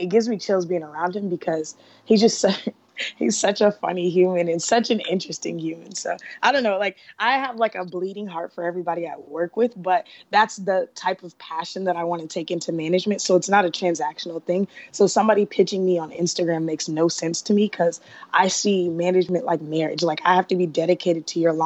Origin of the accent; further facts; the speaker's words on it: Atlanta, Georgia, United States; I'm from Atlanta.